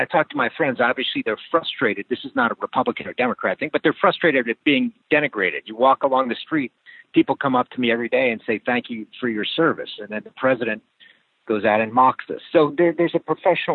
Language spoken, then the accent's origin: English; Miami, Florida, United States; moved away as an adult; also born or lived in Washington; I'm from Miami, Florida